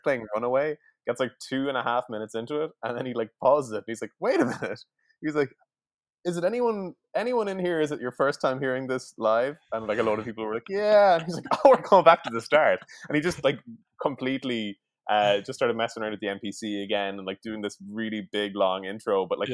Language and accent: English; Sligo, Connacht, Ireland; moved away; I'm from Sligo